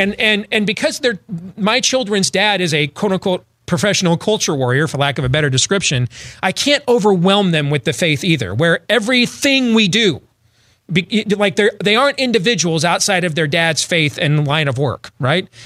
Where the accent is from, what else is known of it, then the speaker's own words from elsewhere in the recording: Iowa, United States; my home state of Iowa